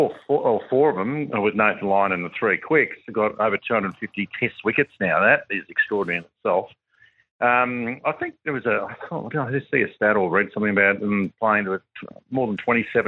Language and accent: English; Australia; as an Australian, former Australian player or, you know, a cricketer